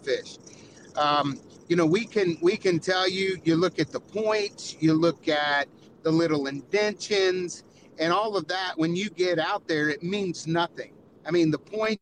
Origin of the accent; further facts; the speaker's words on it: Florida, United States; being from Florida